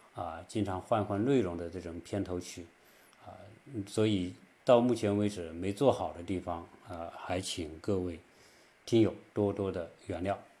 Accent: China; now in United States; 我们中国人

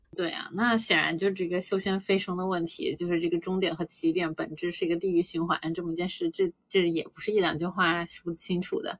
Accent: China; 我们中国人民

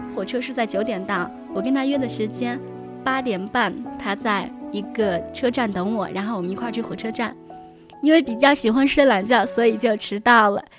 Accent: Taiyuan, Shanxi, China; moved away as an adult; also born or lived in Zhangjiajie; 我就离开了我的家乡。我是土生土长的太原人。当时我离开了家乡之后，就怀着一个年轻的心去找自己的理想。我去了南方

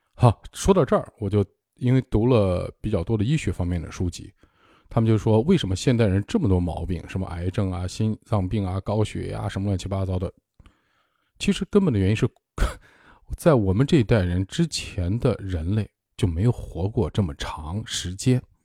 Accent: northern China, China; moved away; also born or lived in Ningbo / Hangzhou / Beijing; 我是北方人，我在南方生活了很多年，有二十年了

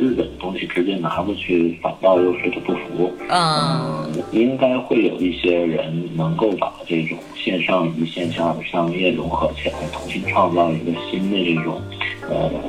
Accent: China; 我们中国人比较聪明，

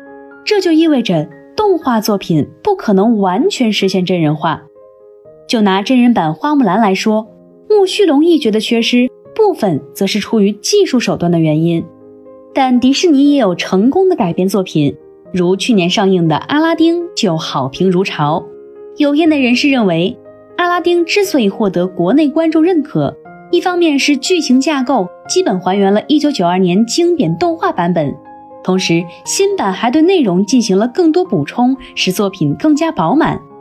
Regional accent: China; 我们中国人欢迎外国人挪用中国故事

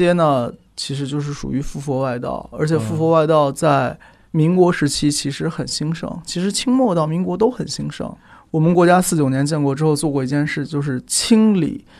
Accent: China; 是我们中国人玩法是，但凡是个事情，都会有主管他的人。

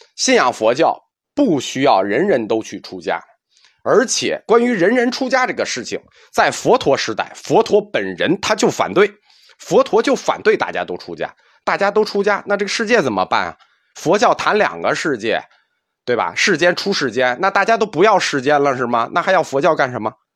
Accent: China; 实际上我们中国人很少不相信因果报应

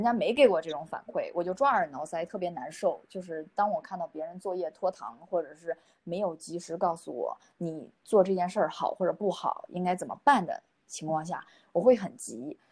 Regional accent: China; 我们中国人是比较含蓄的

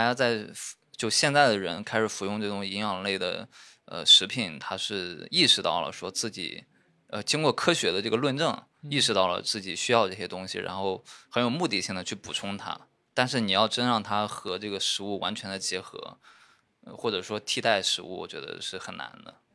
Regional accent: Shandong, China; 像我们山东那边，他不光主食是米面，他就连喝的汤都是米面做的

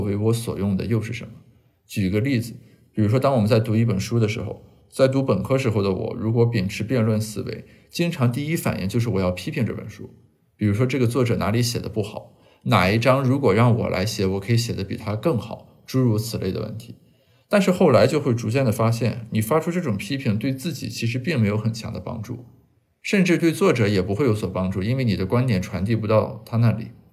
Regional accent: Shandong, China; moved away; 我家乡的报纸给我发来一个邀请，呃，邀请我写一下今年的山东高考作文题

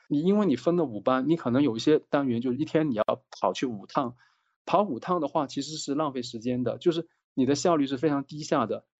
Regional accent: Guangdong, China; now in Beijing, China; 我是广东人。我现在在北京

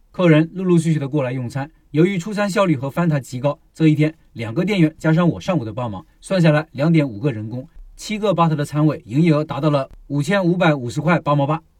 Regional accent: Hunan, China; 作为一个湖南人

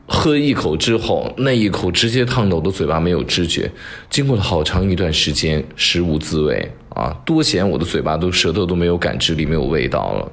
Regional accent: Shaanxi, China; 在我们陕西小片儿子的这个面馆里面

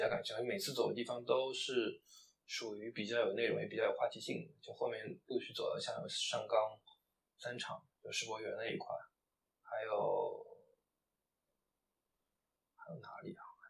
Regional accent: Shanghai, China; 我是上海人，

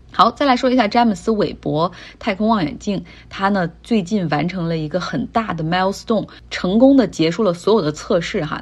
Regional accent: Northeast China, China; 明明我是一个东北人哈

